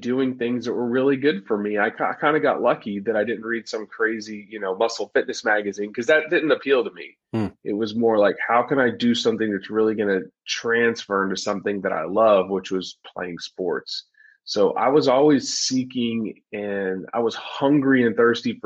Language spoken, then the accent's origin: English; Dallas, Texas, United States; I grew up in Dallas, Texas, and I was an overweight kid